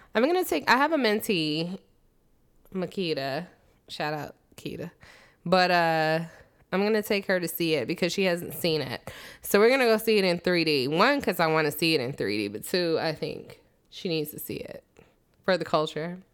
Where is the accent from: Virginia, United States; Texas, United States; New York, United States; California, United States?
Virginia, United States; Richmond; I'm from Richmond